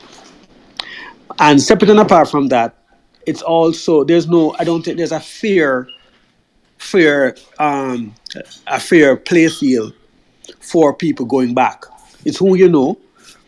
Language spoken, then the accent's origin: English; Jamaica; moved away as an adult; as a Jamaican